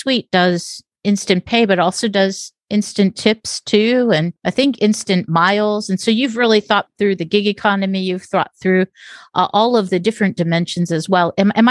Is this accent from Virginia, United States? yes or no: no; Las Vegas, Nevada, United States; I grew up in Las Vegas